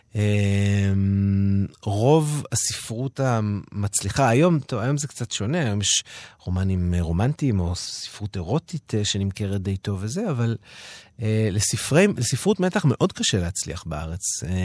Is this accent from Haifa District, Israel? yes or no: no; Holon, Tel Aviv District, Israel; born or raised there; moved away